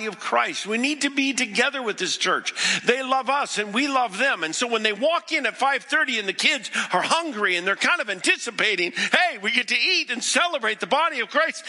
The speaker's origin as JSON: {"language": "English", "region": "the West", "country": "United States", "tie": "born or raised there", "also_born_or_lived": "Boston", "said": "I didn't grow up in the East. I grew up in the West"}